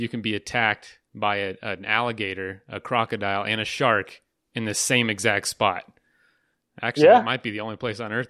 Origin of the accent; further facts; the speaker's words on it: Florida, United States; moved away; I'm from Florida too, and growing up there, you kind of get your rut in your rut of what you experience, what you go see